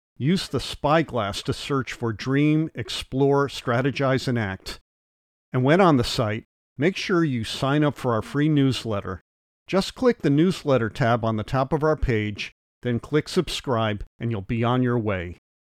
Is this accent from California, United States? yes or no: no; New Haven, Connecticut, United States; As a six-year-old growing up in New Haven, Connecticut